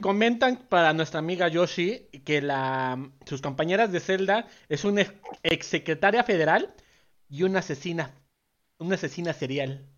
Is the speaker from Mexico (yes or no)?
yes; Mexico; como sociedad mexicana